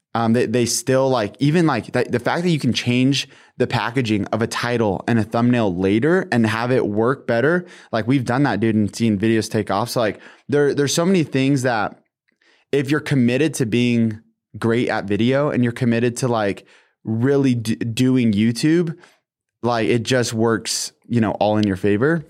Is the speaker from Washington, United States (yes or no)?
yes; Washington, United States; I'm from Washington State